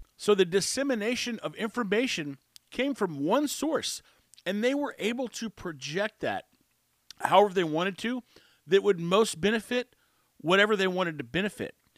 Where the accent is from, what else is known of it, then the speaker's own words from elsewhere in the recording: Texas, United States; I'm from Texas. I've lived all my life except for two years inside Texas